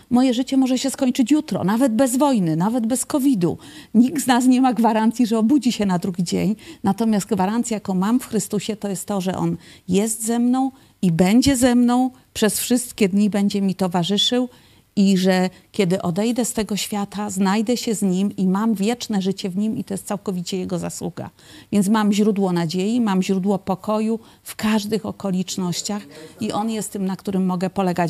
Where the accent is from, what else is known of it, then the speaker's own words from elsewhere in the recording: Poland; also born or lived in Kraków; ja pochodzę z takiej typowej, religijnej polskiej rodziny